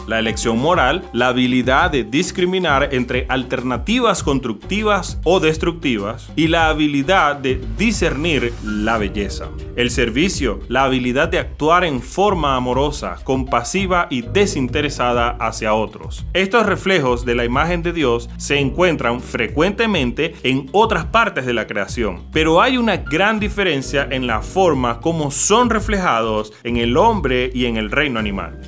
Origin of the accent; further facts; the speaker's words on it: Venezuela; moved away; also born or lived in Puerto Rico; Somos venezolanos, misioneros